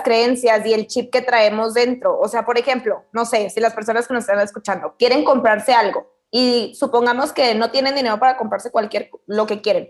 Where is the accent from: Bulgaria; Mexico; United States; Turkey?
Mexico; Camargo, Chihuahua; Yo soy de Chihuahua y, bueno, vivo en un pueblo, mi casa familiar está en Camargo, es un pueblito